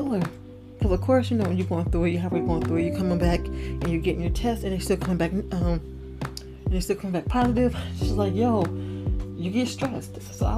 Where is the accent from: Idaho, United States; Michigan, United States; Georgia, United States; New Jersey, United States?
Michigan, United States; Detroit; moved away as an adult; also born or lived in Los Angeles, California; I am from Detroit